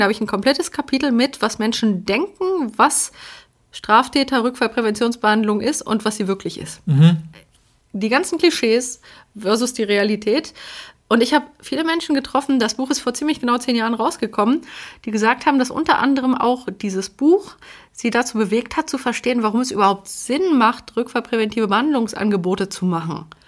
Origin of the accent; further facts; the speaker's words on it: Poland; moved away; ich bin ja aus Polen